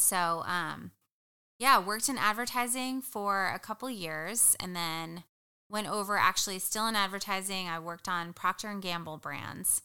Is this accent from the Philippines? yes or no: no; New Jersey, United States; moved away; I am originally from New Jersey. Uh, you could take the girl out of Jersey, but you can't take the Jersey out of her